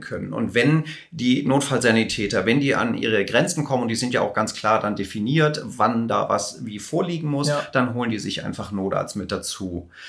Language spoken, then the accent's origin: German; Hamburg, Germany; also born or lived in Los Angeles; ich komme aus Hamburg